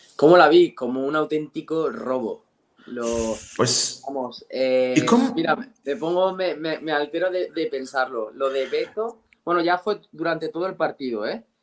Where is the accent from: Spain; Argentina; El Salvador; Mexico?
Spain; yo soy español